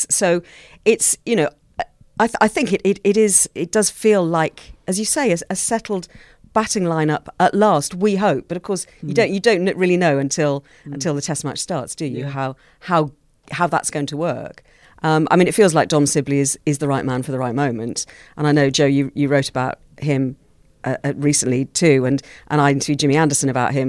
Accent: Australia; the things that you really get excited about as an Australian cricket fan when it comes to tests is tests against England, India and South Africa.

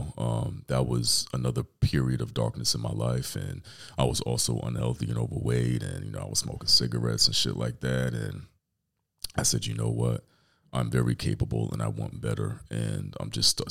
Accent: New York City, New York, United States; I'm from Brooklyn, New York

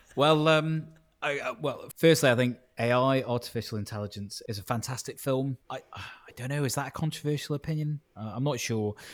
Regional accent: Stoke-on-Trent, West Midlands, United Kingdom; moved away as an adult; also born or lived in Leeds; I was born in Stoke on Trent. My parents are Italian and Greek, but I was born in Stoke on Trent

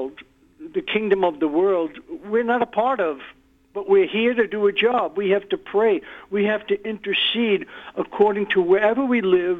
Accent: New York, United States; I was born and raised in New York.

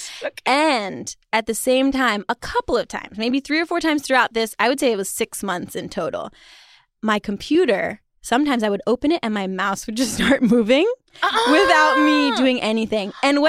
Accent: China; To give you some context, I grew up partially in China.

